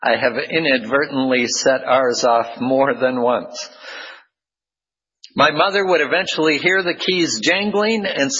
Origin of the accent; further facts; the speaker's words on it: Midwest, United States; also born or lived in South Dakota / Iowa / Minnesota / Arizona; now in California, United States; I am from the Midwest, born in South Dakota, then moved to Iowa, and then to Minnesota before we moved west to Arizona, and then to California.